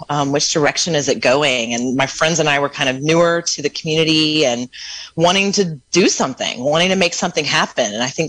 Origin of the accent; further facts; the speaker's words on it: Mendocino, California, United States; feel like I kind of grew up in Mendocino.